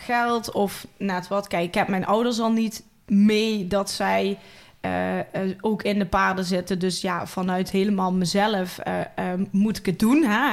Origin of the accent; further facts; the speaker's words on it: Valkenburg aan de Geul, Limburg, Netherlands; accent: Limburgish; ik kom uit Valkenburg aan de Hul